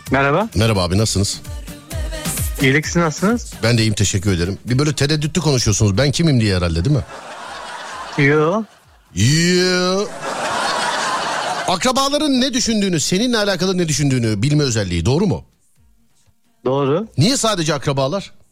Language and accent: Turkish; Dörtyol, Hatay, Turkey; Hatay 4 yol.